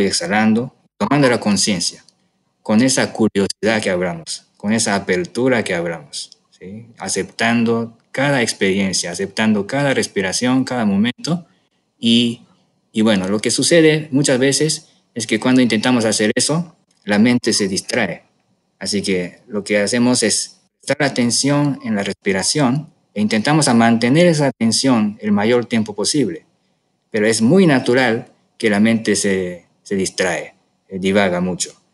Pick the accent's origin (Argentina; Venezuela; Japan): Japan; moved away as an adult; now in Mexico; del, sushi de Japón que acostumbré ahí, ahí en mi tierra